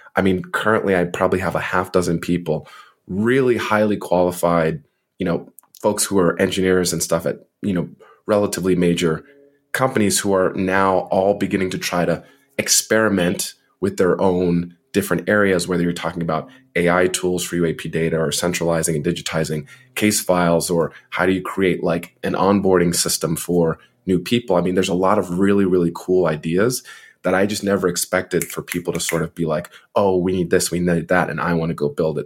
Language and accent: English; New Jersey, United States; also born or lived in Montreal, Canada; I'm from New Jersey, so he was my former representative